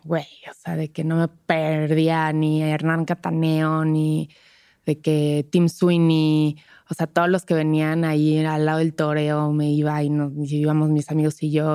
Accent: Toluca, State of Mexico, Mexico; now in Mexico City, Mexico; yo vengo de Toluca

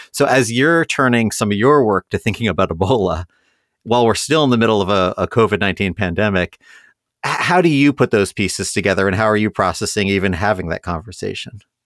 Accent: Columbus, Ohio, United States; my hometown paper, the Columbus Dispatch

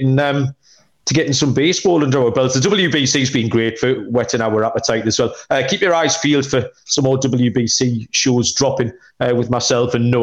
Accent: United Kingdom

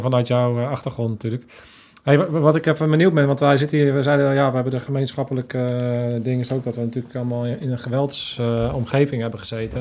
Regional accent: The Hague, South Holland, Netherlands; ik kom uit Den Haag

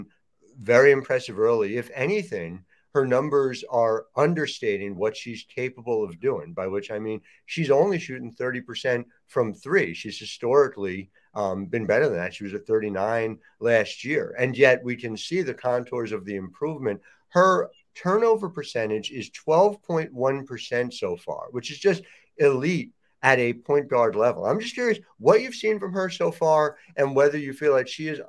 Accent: New Jersey, United States; I grew up in South Jersey. So I grew up a stone's throw from the Big Five

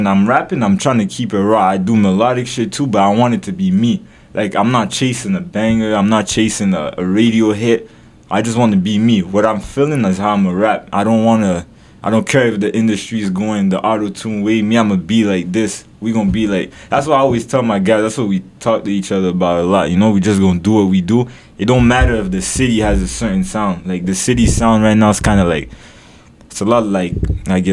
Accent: Ottawa, Ontario, Canada; I'm from the East. I'm from East Ottawa.

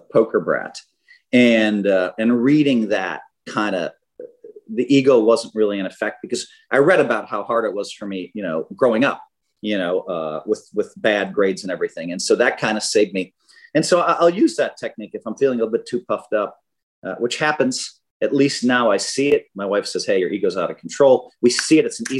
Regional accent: Wisconsin, United States; I'm from Wisconsin

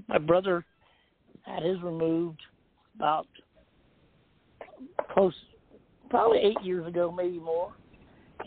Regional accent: Charleston, United States; right here in my hometown

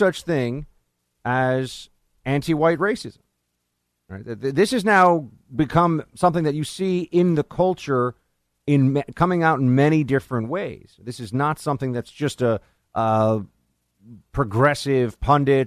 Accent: New York City, New York, United States; In my hometown, New York City

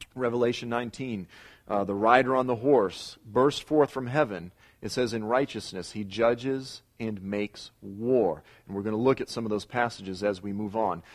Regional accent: Boston, Massachusetts, United States; I'm from South Boston

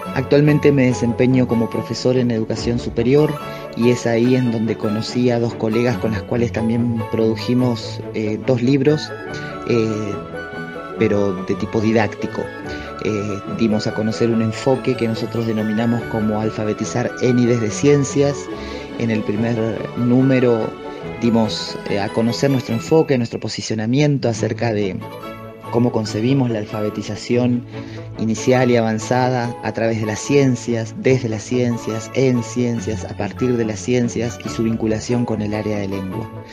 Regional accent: José de San Martín, Chubut, Argentina; now in Esquel, Argentina; soy de José de San Martín en la provincia de Chubut

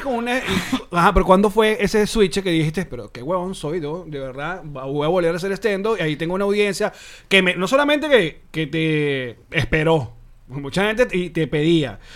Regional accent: Maracay, Aragua, Venezuela; moved away; yo de chamo, cuando íbamos al a la casa portuguesa en Maracay

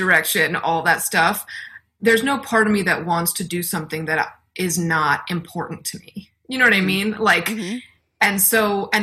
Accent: New York City, New York, United States; moved away as an adult; now in Los Angeles, United States; I was raised in Brooklyn

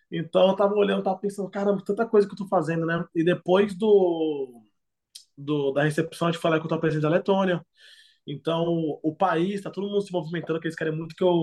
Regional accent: Brazil; moved away; also born or lived in Latvia / Lithuania; lá na favela onde eu, onde eu sempre cresci jogando futebol

